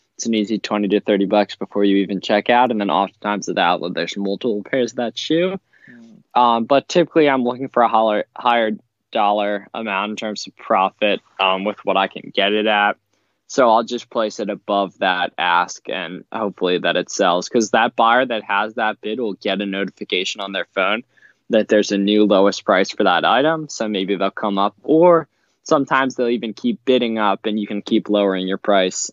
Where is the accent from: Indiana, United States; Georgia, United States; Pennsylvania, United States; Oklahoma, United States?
Pennsylvania, United States; I'm from Pennsylvania